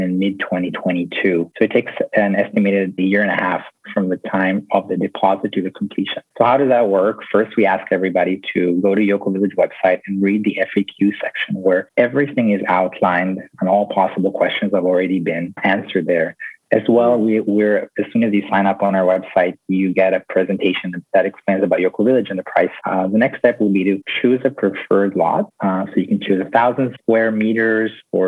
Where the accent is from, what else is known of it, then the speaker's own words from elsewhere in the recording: Tel Aviv, Tel Aviv District, Israel; now in Costa Rica; I grew up in Tel Aviv in Israel